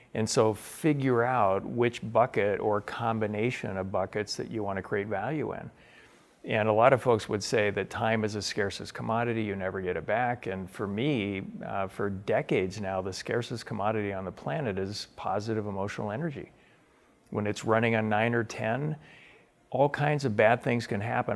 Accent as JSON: {"language": "English", "town": "Spokane", "region": "Washington", "country": "United States", "tie": "born or raised there", "said": "I grew up in Spokane, Washington"}